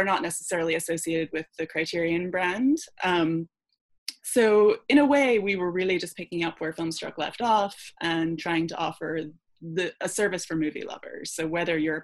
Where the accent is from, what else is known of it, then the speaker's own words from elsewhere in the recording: Scotland, United Kingdom; moved away; I grew up in Scotland